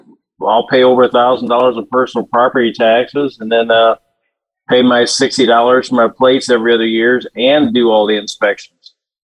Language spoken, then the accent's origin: English; Illinois, United States; now in Texas, United States; I thought I moved to a red state. Like, I'm from Illinois.